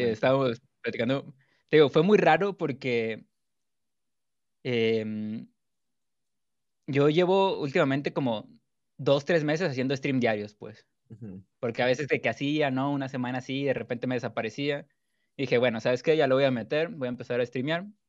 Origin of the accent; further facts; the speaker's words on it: Culiacán, Sinaloa, Mexico; now in Guadalajara, Mexico; soy de Culiacán, Sinaloa, México. Ahorita vivo en Guadalajara